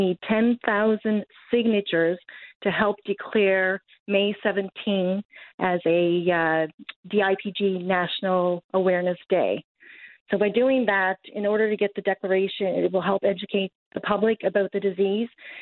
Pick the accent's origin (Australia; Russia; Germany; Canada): Canada; Carbonear, Newfoundland and Labrador; Originally born and raised in Carbonear, Newfoundland.